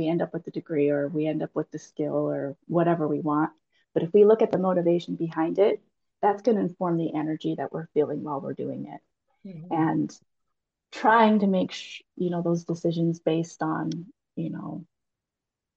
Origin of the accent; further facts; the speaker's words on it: Utah Valley, United States; I was raised in Utah Valley in the 80s.